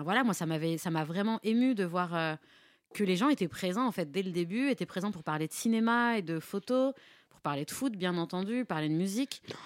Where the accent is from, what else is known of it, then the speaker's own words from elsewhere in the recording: Nanterre, Île-de-France, France; je viens de Nanterre